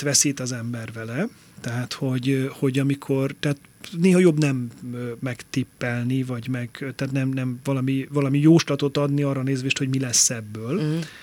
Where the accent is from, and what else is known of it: Tompa, Bács-Kiskun, Hungary; born or raised there; also born or lived in Tiszaföldvár / Martfű / Kengyel; now in Budapest, Hungary